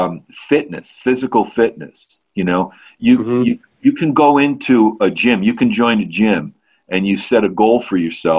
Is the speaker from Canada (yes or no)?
no; Ireland; I'm Irish, like it's in our DNA.